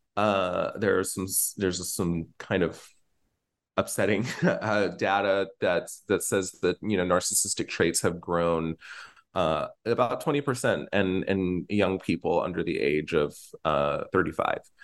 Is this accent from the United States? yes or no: yes; Norman, Oklahoma, United States; live in Norman, Oklahoma, and I grew up in Norman, Oklahoma.